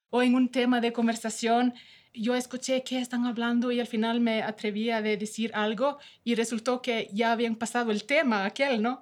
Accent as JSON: {"language": "Spanish", "country": "Norway", "second_language": "Spanish", "moved": "as an adult", "lives_now": "Ecuador", "said": "yo soy una noruega que me gusta Ecuador"}